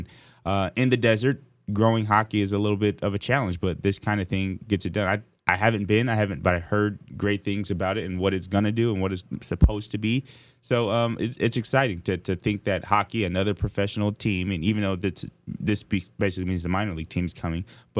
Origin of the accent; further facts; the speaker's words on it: Southern California, United States; I'm from Southern California. There's no ice in sight in Southern California.